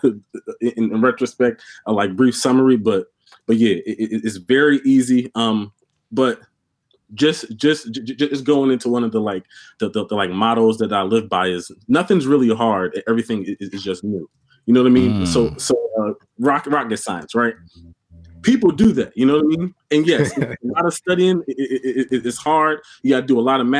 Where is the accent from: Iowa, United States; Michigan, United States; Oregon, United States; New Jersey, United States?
New Jersey, United States; Mount Laurel; I'm from Mount Laurel, New Jersey